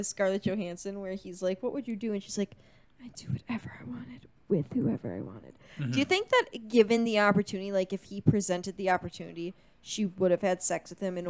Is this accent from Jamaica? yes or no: no; Wisconsin, United States; I'm from Wisconsin.